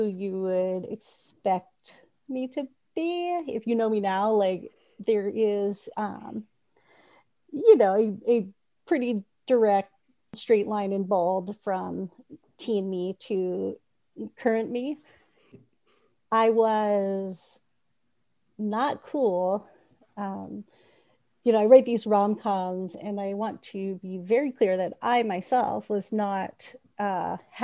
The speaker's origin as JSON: {"language": "English", "town": "Sandy Springs", "region": "Georgia", "country": "United States", "tie": "born or raised there", "lives_now": "Roswell, United States", "said": "I grew up in a suburb called Sandy Springs."}